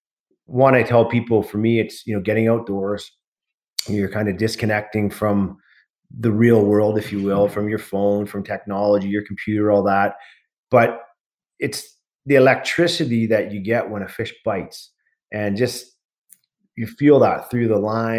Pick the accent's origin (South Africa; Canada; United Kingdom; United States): Canada; Pitt Meadows, British Columbia; I grew up in Pitt Meadows in the Lower Mainland